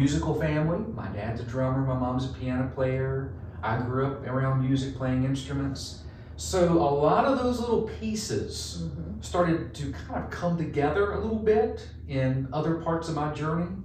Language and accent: English; Central North Carolina, United States; accent: Texas; moved away as an adult; now in Virginia, United States; North Carolina, Central North Carolina, basketball crazy. I think I grew up with a basketball in my crib